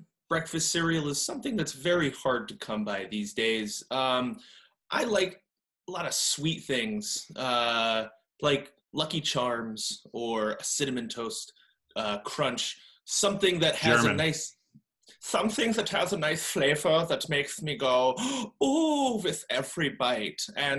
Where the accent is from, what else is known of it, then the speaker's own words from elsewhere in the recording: Australia; Hey, mate. Growing up as an Aussie, we've got a lot of foreign cereal that the States have never really heard about.